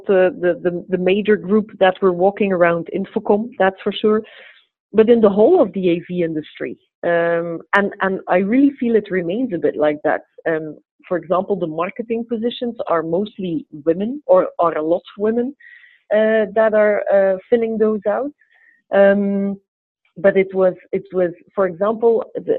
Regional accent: Kortrijk, Flanders, Belgium; also born or lived in England; I was born and raised in Kortrijk

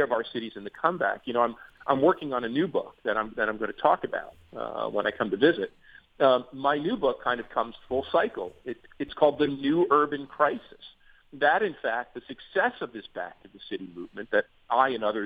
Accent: Newark, New Jersey, United States; moved away; also born or lived in North Arlington, New Jersey; I grew up in New Jersey, in the city of Newark, and later in a working class suburb called North Arlington

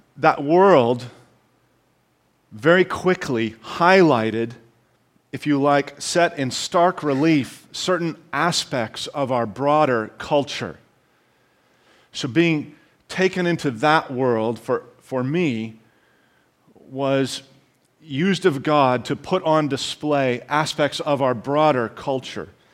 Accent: Canada; I am intending to speak as a Canadian

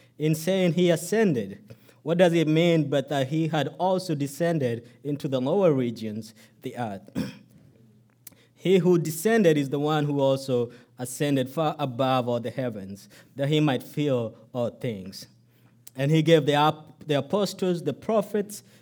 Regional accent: Kenya; now in United States; my birth country, Kenya.

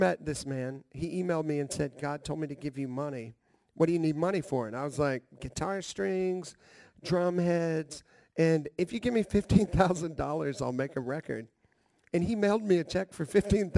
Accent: Nashville, Tennessee, United States; I grew up here in Nashville.

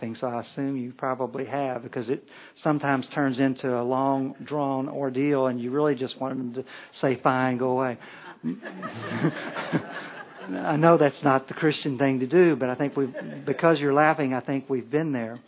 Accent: Kentucky, United States; We're from Kentucky.

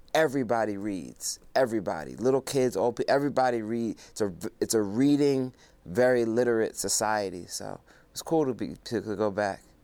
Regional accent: Philadelphia, Pennsylvania, United States; also born or lived in Zimbabwe; my time coming up in Philadelphia

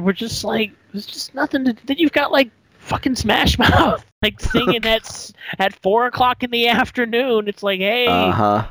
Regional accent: Northern Virginia, United States; moved away; growing up in Virginia

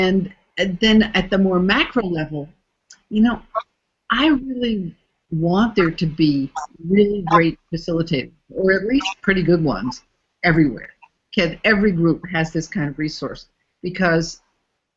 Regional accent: United States; first language English; moved away as an adult; also born or lived in Canada; now in Mexico; born and raised in the United States

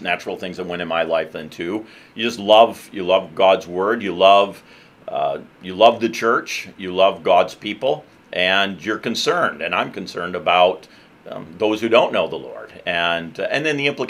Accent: Ottawa County, West Michigan, United States; I grew up in West Michigan, grew up in Ottawa County, so have spent a good chunk, most of my life actually, in Ottawa County

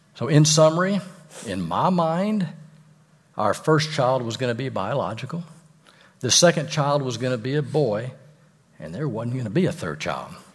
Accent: Fort Worth, Texas, United States; I'm from Fort Worth

